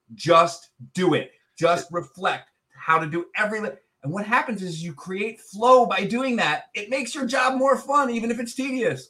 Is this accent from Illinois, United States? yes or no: yes; Chicago, Illinois, United States; I'm from Chicago